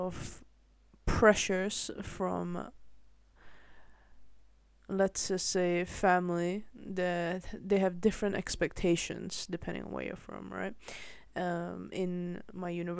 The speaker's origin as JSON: {"language": "English", "country": "Malaysia", "tie": "born or raised there", "moved": "yes", "lives_now": "Netherlands", "said": "I grew up mostly in Malaysia"}